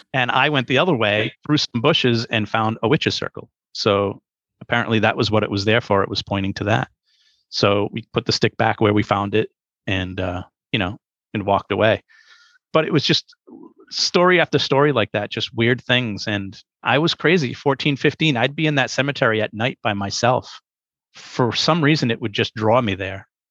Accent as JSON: {"language": "English", "town": "Pawtucket", "region": "Rhode Island", "country": "United States", "tie": "born or raised there", "said": "I ended up growing up in Pawtucket, Rhode Island."}